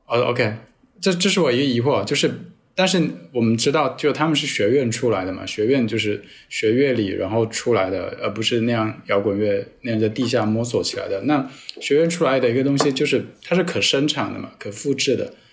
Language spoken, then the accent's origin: Chinese; southern China, China; now in Hong Kong; 作为一个南方人